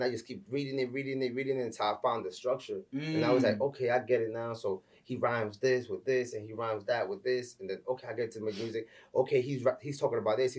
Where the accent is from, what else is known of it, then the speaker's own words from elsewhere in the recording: New York City, New York, United States; I'm from the Bronx, New York, you know what I'm saying? Raised in Marble Hill Projects